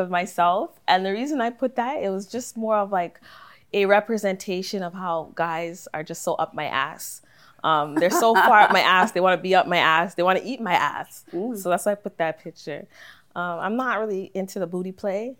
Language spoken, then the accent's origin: English; Toronto, Ontario, Canada; I'm from the West End. I'm a Jane baby, specifically South Jane. So like Jane and St. Clair